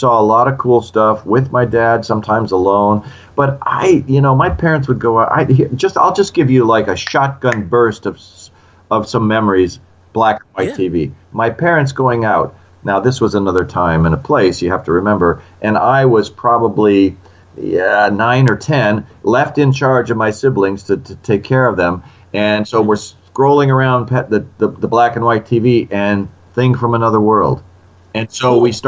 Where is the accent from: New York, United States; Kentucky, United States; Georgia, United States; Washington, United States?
Washington, United States; Olympia; I grew up in Olympia, Washington